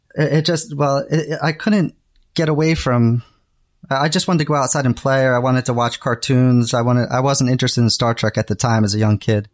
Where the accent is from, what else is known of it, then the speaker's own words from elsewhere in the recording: New Jersey, United States; moved away as an adult; also born or lived in New York; now in Japan; I grew up in New Jersey, and I had moved to New York